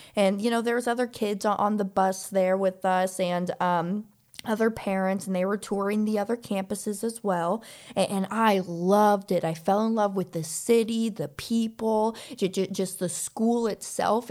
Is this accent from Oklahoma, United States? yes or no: no; Olathe, Kansas, United States; moved away as an adult; also born or lived in Overland Park, Kansas; now in Florida, United States; I was raised in the Kansas City area. So, I, I, I was in, uh, high school in, in a town called Olathe.